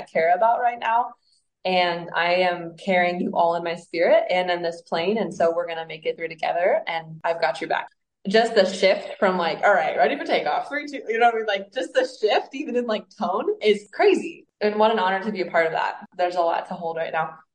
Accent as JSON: {"language": "English", "region": "Mexico City", "country": "Mexico", "tie": "born or raised there", "also_born_or_lived": "Indianapolis, Indiana, United States", "moved": "yes", "said": "I was raised in Mexico City, so connecting to the fact that I am Mexican and was raised there"}